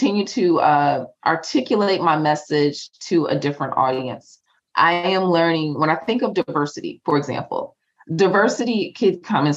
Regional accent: New Jersey, United States; also born or lived in North Carolina; I'm from Jersey. I'm from North Carolina / Jersey. I talk fast.

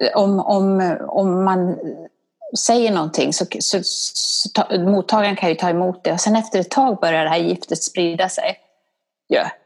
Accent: Borlänge, Dalarna County, Sweden; accent: dalmål; now in Stockholm, Sweden; jag är från Borlänge och där pratar man på ett visst sätt

